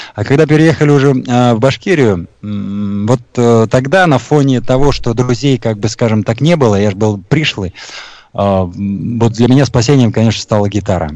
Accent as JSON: {"language": "Russian", "town": "Taboshar", "region": "Sughd", "country": "Tajikistan", "tie": "born or raised there", "moved": "yes", "lives_now": "Bashkortostan, Russia", "said": "Родился я в Средней Азии, э, в Таджикистане, в маленьком поселке Табашар"}